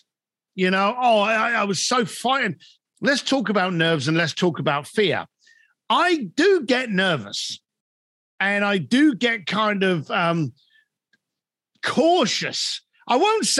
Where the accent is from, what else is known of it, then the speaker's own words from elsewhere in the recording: London, United Kingdom; moved away as an adult; now in Los Angeles, United States; I'm a bricklayer from London